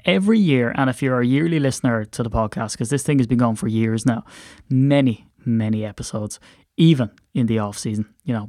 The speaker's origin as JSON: {"language": "English", "country": "Ireland", "said": "And as an Irishman, I have to watch my THs."}